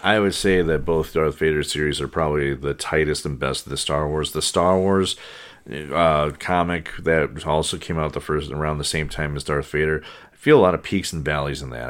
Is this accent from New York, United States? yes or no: no; Saint Paul, Minnesota, United States; growing up in Saint Paul